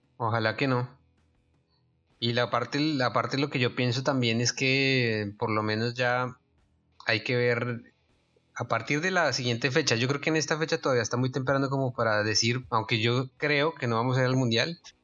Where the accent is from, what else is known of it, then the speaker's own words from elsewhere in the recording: Colombia; una tragedia real que pasó en nuestro país